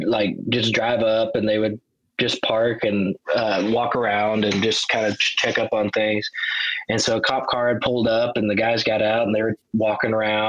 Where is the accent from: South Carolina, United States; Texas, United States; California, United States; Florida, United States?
Texas, United States; Wichita Falls; my hometown, Wichita Falls